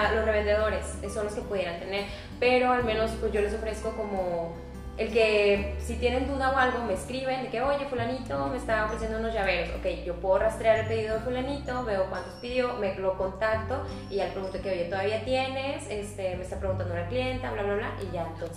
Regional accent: Monterrey, Nuevo León, Mexico; soy de aquí de Monterrey

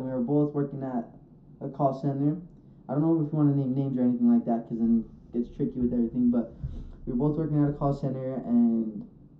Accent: Utah, United States; I was born and raised here in Utah, but I do say that my roots are from Brazil

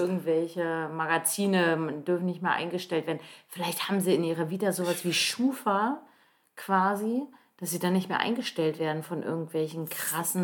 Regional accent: Northern Germany, Germany; moved away as an adult; also born or lived in Halle an der Saale, Saxony-Anhalt; im Norden von Deutschland, wo ich aufgewachsen bin

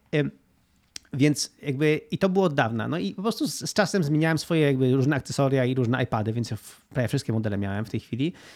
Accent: Gdynia, Pomeranian Voivodeship, Poland; also born or lived in Spain; W Polsce jestem w Gdyni, to jest moje miasto, skąd pochodzę, tam mam blisko rodzinę

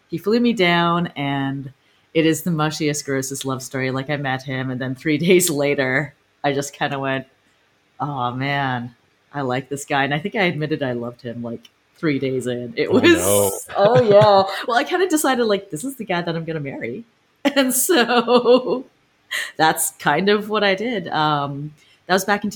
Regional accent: Newmarket, Ontario, Canada; now in Los Angeles, United States; technically I was born and raised in Newmarket, Ontario, which is just north of Toronto.

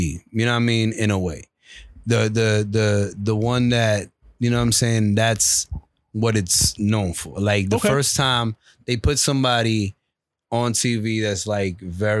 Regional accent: New York City, New York, United States; I'm from New York. I'm from Brooklyn.

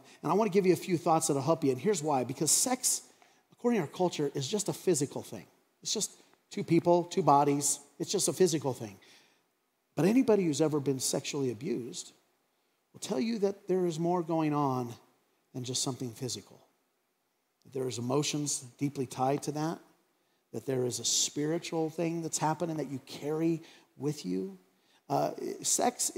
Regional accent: Craig, Colorado, United States; growing up in Craig, and I remember when cable TV came to Craig, Colorado

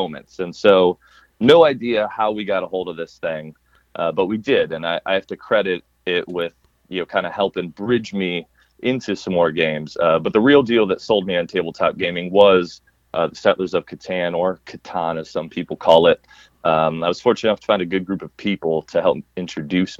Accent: United States; being American

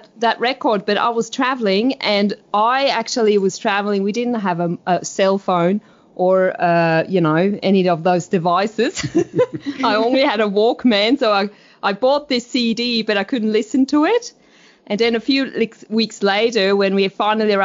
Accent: Switzerland; moved away; I'm Swiss. So I was born in Switzerland

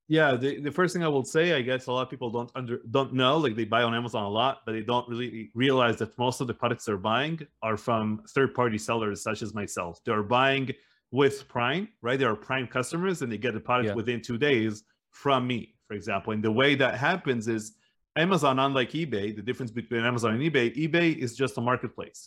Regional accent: Northern District, Israel; also born or lived in United States; We lived in like a small town up north in the northern side of Israel.

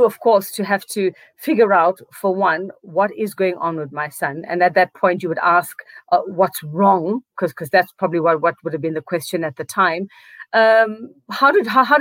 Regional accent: South Africa; I am South African, was born to tell South Africa's stories

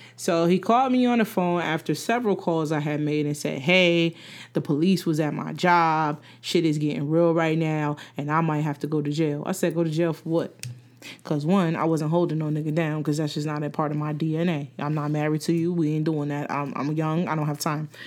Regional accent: New Jersey, United States; I'm from Jersey

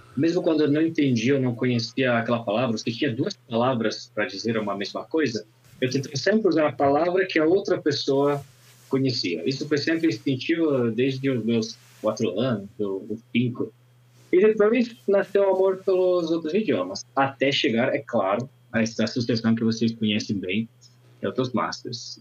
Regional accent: Italy; first language Italian; Portuguese is a second language; now in Brazil; no meu idioma nativo, todo dia estou aprendendo alguma palavrinha nova em italiano

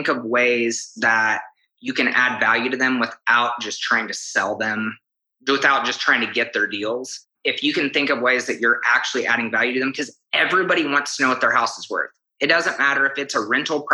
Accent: Kansas, United States; moved away as an adult; also born or lived in Texas; now in Oklahoma City, United States; originally from Kansas and I moved to Oklahoma City in 2012

